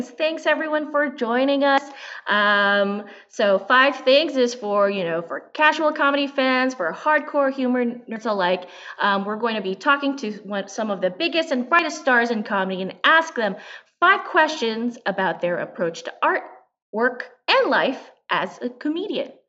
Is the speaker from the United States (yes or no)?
no; Philippines; so, first thing, I am a Filipina. I am a comedian.